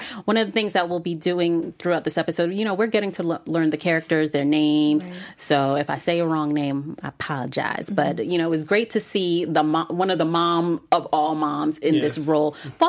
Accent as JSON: {"language": "English", "town": "Miami", "region": "Florida", "country": "United States", "tie": "born there", "also_born_or_lived": "Brooklyn / Virginia", "said": "I was born in Miami, but I lived there as an adult. I didn't grow up there, but I lived in other cities. I lived in Brooklyn. I lived in Virginia."}